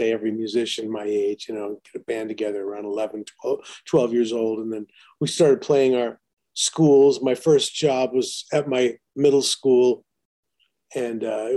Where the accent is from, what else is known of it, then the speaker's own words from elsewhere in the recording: East Moline, Illinois, United States; moved away as an adult; also born or lived in London; now in Los Angeles, United States; I was from East Moline.